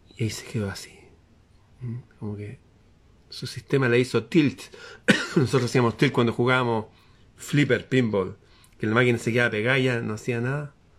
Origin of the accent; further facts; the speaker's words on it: Chile; El ambiente está extraño en mi país